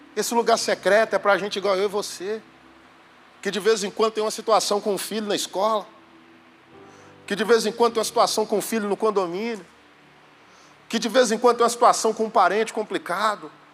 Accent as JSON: {"language": "Portuguese", "town": "Belo Horizonte", "region": "Minas Gerais", "country": "Brazil", "said": "sou de Belo Horizonte"}